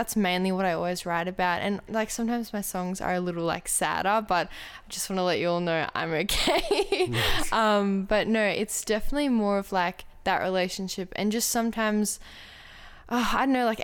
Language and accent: English; Australia; also born or lived in Germany; I moved here when I was 2. So definitely more Australian than German